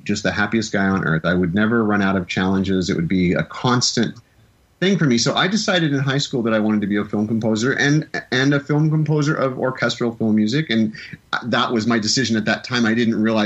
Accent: Midwest, United States; I'm from the Midwest

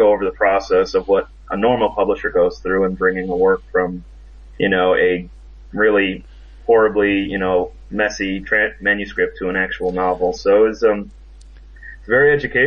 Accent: Chicago, Illinois, United States; moved away as an adult; now in North Carolina, United States; I'm originally from Chicago, Illinois. I currently live in North Carolina

